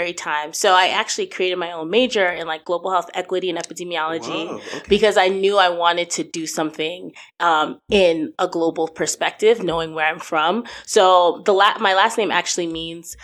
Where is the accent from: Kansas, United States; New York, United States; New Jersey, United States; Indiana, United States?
New Jersey, United States; moved away as an adult; now in Ohio, United States; I was raised in New Jersey, but I'm Nigerian